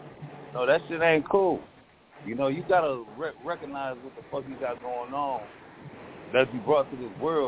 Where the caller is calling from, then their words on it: Twin Cities, Minnesota, United States; I'm calling from the Twin Cities of Minnesota